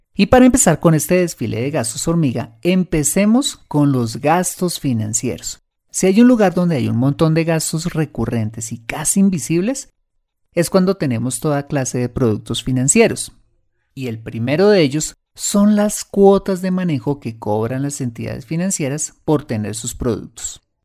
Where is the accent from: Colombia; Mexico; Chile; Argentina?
Colombia; en mi país